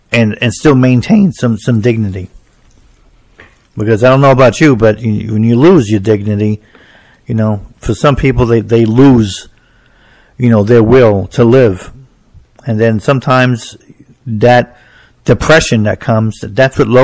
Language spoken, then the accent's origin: English; New Jersey, United States; I'm from New Jersey, so we don't have county fairs